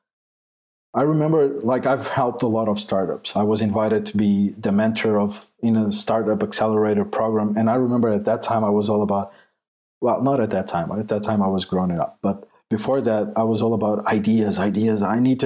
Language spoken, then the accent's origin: English; Portugal; English is a second language; I'm not English, I'm Portuguese. So English is not my first language.